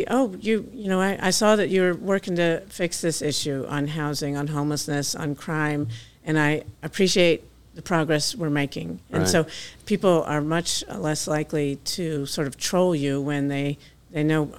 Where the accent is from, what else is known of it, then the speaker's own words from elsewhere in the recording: Loudoun County, Virginia, United States; moved away as an adult; now in Knoxville, United States; I grew up in Virginia, Loudoun County, Virginia